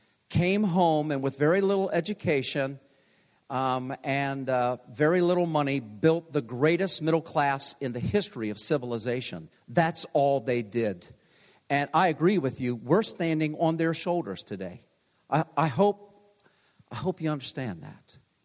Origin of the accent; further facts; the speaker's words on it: Hollywood, Maryland, United States; they moved to Hollywood, Maryland, which was my hometown.